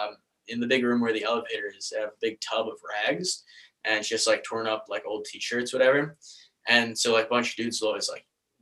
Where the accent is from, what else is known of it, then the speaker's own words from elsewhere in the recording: Baltimore, Maryland, United States; moved away; I was from Baltimore